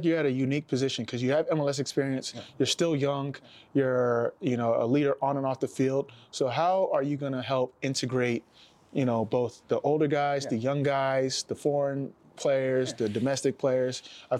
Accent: Nigeria; You know, I'm Nigerian

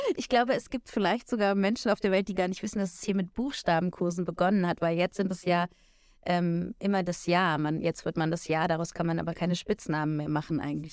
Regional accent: Munich, Bavaria, Germany; ich bin eigentlich auch geborene Münchnerin

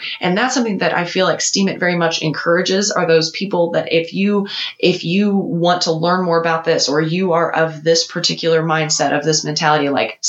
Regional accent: United States; as an American

